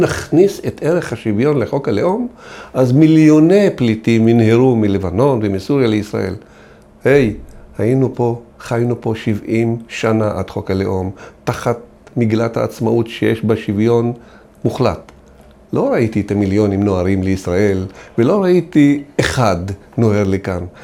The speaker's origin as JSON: {"language": "Hebrew", "country": "Israel", "tie": "born or raised there", "said": "אנחנו אזרחים שנולדנו פה, גדלנו פה, בנינו את המדינה הזאת"}